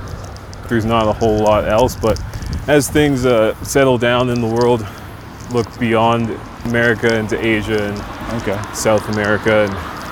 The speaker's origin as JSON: {"language": "English", "country": "Canada", "tie": "born or raised there", "said": "what I grew up in Canada"}